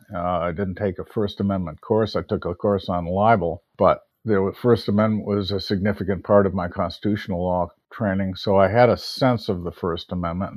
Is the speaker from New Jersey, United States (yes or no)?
no; Park Forest, Illinois, United States; also born or lived in Chicago, Illinois; I was born on the north side of Chicago in the Rogers Park area. Mm-hmm. And we moved to the south suburbs, a place called Park Forest